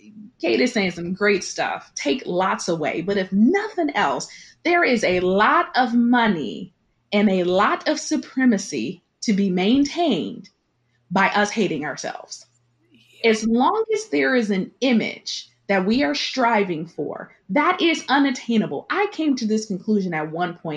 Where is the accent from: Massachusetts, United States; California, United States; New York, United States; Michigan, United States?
Michigan, United States; Detroit; I grew up in Detroit, 98% Detroit, where I'm surrounded by Black people